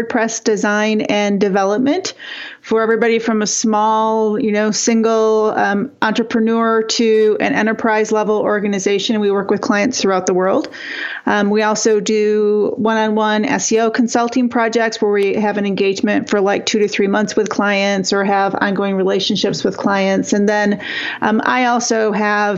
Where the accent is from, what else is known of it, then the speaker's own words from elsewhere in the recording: Northern Michigan, United States; I grew up really poor in Northern Michigan